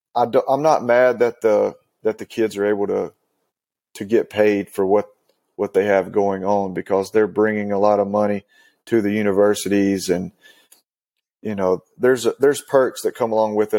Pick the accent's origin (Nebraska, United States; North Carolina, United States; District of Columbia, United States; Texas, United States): North Carolina, United States; Western; I grew up in Western North Carolina.